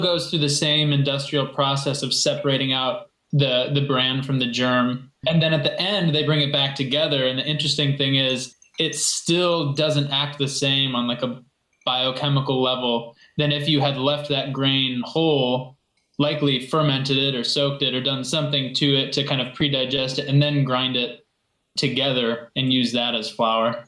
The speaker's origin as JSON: {"language": "English", "town": "Kalamazoo", "region": "Michigan", "country": "United States", "tie": "born or raised there", "also_born_or_lived": "Mexico", "said": "But I'm now back in my native Kalamazoo, Michigan"}